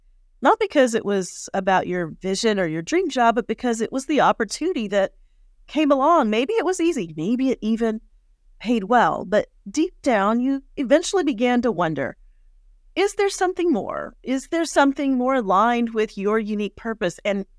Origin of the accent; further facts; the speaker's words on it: Colorado, United States; We grew up together in Colorado